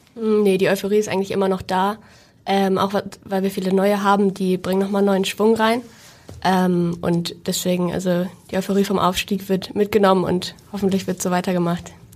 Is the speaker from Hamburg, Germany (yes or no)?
yes; Hamburg, Germany; ich komme auch aus Hamburg gebürtig